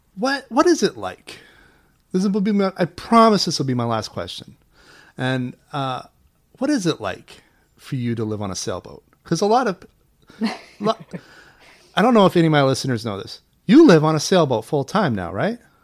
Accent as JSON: {"language": "English", "town": "Portland", "region": "Maine", "country": "United States", "tie": "born or raised there", "said": "I was at King Middle School in Portland, Maine. We're both from Maine."}